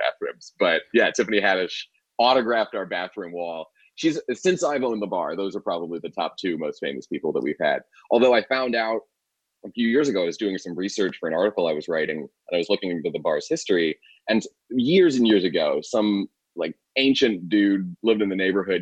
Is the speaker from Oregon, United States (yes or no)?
no; Washington, District of Columbia, United States; now in New Orleans, United States; I grew up in Washington, D.C.